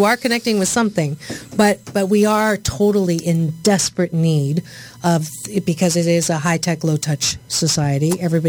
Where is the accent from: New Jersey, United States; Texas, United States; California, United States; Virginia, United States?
California, United States; Seal Beach; That's my hometown.